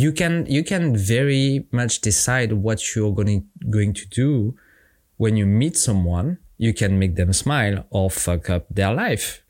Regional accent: France; accent: French; English is a second language; I'm French. My accent is my charm

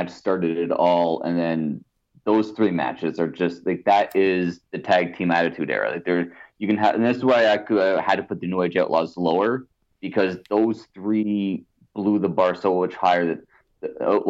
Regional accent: Canada; being Canadian

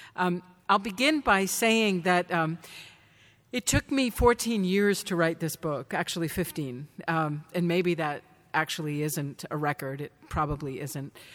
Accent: Danvers, Massachusetts, United States; Salem, where I grew up

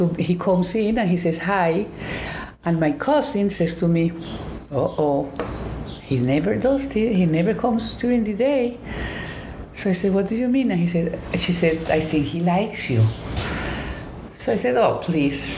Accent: Colombia; English is a second language; moved away as an adult; also born or lived in Atlanta, Georgia; I'm from Colombia, South America. And I finished high school and I wanted to go to college

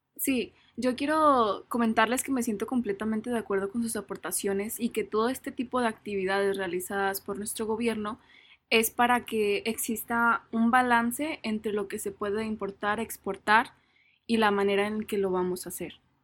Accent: Mexico; nos rige como mexicanos

